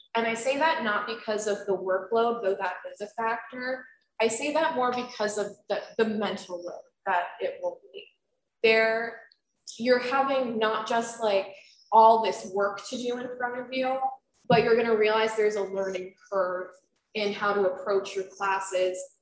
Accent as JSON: {"language": "English", "region": "Florida", "country": "United States", "moved": "as an adult", "lives_now": "Albany, United States", "said": "I'm from Florida and that's not something we do down there"}